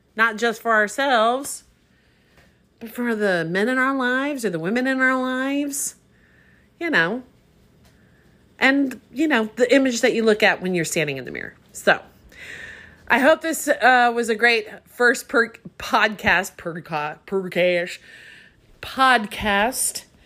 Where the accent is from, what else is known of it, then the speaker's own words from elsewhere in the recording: Anaheim, California, United States; I grew up in Anaheim. I grew up right near Disneyland